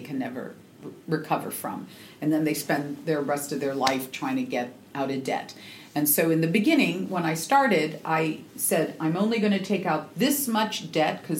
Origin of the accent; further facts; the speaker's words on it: Seattle, Washington, United States; I'm from the Northwest in Seattle